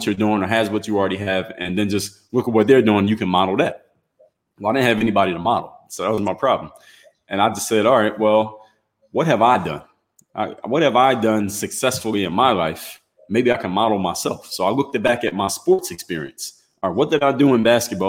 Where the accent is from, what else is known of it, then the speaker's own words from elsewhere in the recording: Philadelphia, Pennsylvania, United States; now in Miami, United States; I'm originally from Philadelphia, Pennsylvania